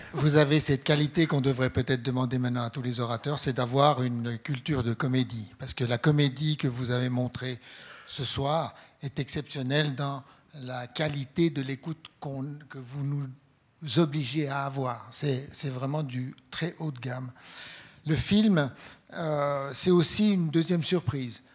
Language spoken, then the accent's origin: French; Switzerland; je suis blanc, euh, je suis suisse